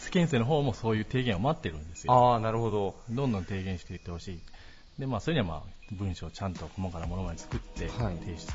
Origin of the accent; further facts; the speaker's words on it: Tamano, Okayama, Japan; そうです、玉野です、はい、